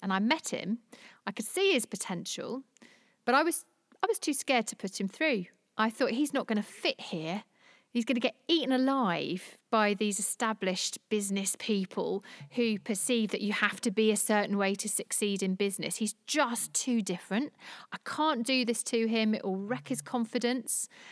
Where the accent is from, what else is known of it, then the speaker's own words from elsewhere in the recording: London, United Kingdom; moved away as an adult; now in Jersey; I'm a Londoner. Uh, I moved to Jersey six years ago.